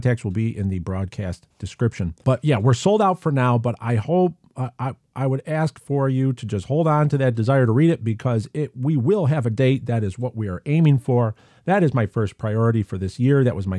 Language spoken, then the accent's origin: English; California, United States; My family went to a drive-in theater in my hometown in the Imperial Valley of California.